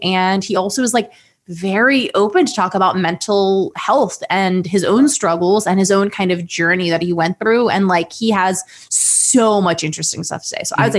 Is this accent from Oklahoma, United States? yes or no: no; Ohio, United States; because like we're both from Ohio.